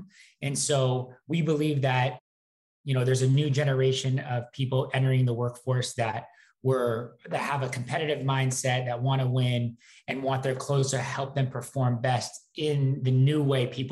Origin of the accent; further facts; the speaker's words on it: Wenatchee, Washington, United States; I'm from Wenatchee, Washington, a small town